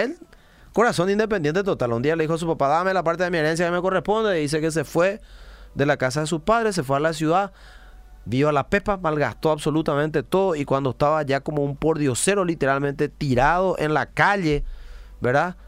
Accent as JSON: {"language": "Spanish", "country": "Paraguay", "said": "como paraguayos"}